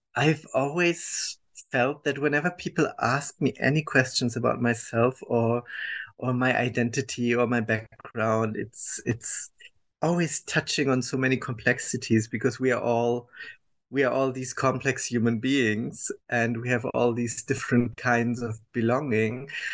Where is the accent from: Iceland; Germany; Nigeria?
Germany; I was born and raised in Germany, uh, as uh, people will understand from my accent